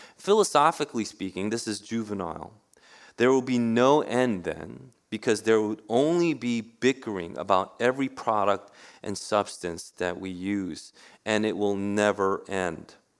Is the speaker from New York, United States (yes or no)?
yes; New York City, New York, United States; I grew up in Queens. New York City has always been in my heart. I was born in Manhattan